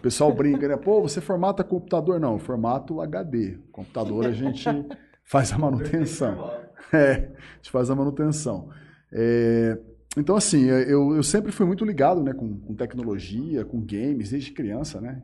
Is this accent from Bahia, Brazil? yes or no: no; Urânia, São Paulo, Brazil; also born or lived in Jales; eu vivi a minha vida toda em Urânia